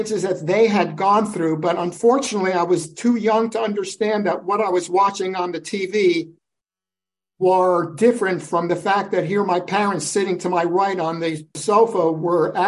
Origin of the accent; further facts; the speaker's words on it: New York City, New York, United States; I'm the only native born in my family tree. I was born in Brooklyn, New York